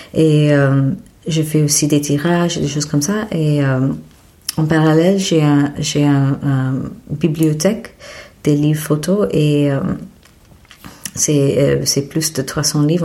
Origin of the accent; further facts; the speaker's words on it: Mumbai, Maharashtra, India; French is a second language; moved away as an adult; also born or lived in Paris, France; je suis née à Bombay en Inde et ah, j'ai fait mes études en Inde aussi